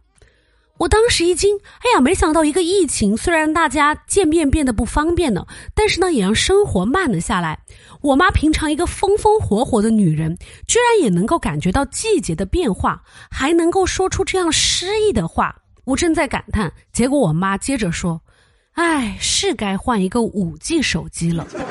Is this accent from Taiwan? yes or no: no; Chengdu, Sichuan, China; 现在咱们成都人又被关在家里